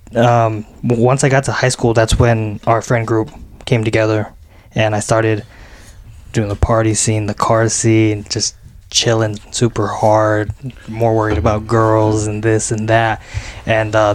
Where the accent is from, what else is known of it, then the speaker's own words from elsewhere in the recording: West Valley City, Utah, United States; growing up in West Valley